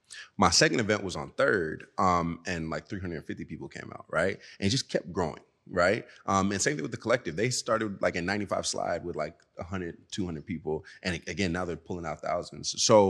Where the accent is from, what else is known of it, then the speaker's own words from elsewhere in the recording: the South, United States; And I'm from the South, so I wanted to hear a little bit more trap, you know?